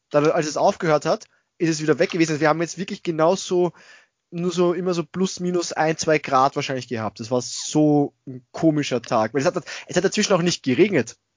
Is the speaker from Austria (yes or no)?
yes; Austria; Also sowas, Wonder Waffle kenne ich jetzt bei uns in Österreich nicht.